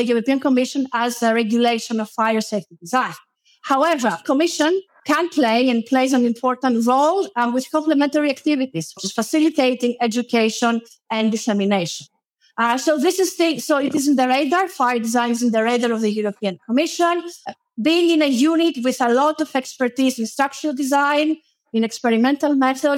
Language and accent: English; Greece; moved away as an adult; also born or lived in Ispra, Italy; In 2012, I moved back to my home country